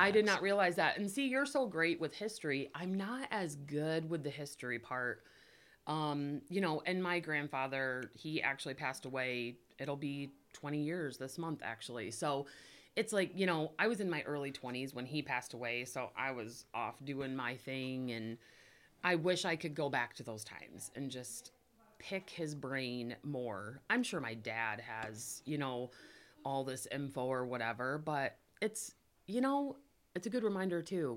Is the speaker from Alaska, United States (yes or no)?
no; Climax, Michigan, United States; we're from Climax Scots